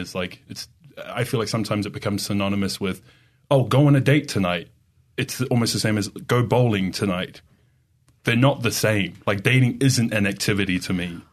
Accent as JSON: {"language": "English", "country": "Australia", "also_born_or_lived": "New York / Idaho", "moved": "as an adult", "lives_now": "Utah, United States", "said": "I'm from Australia"}